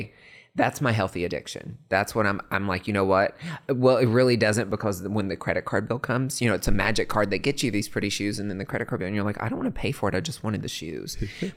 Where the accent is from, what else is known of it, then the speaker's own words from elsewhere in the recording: Morristown, Tennessee, United States; it's funny because I grew up on a farm, like in East Tennessee, like country kid. No. I had to lose my accent a little bit when I went to Vandy because everybody made fun of me.